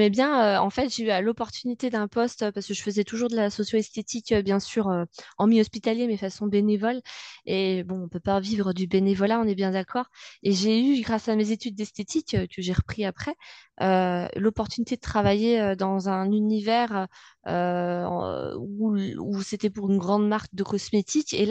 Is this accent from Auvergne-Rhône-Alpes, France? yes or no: yes; Bonneville, Auvergne-Rhône-Alpes, France; je suis née à Bonneville, j'ai fait ma scolarité à Bonneville, je vis à Bonneville.